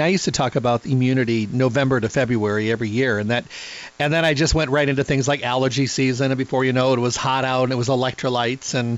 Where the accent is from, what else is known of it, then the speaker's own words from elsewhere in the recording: Midwest, United States; I'm from the Midwest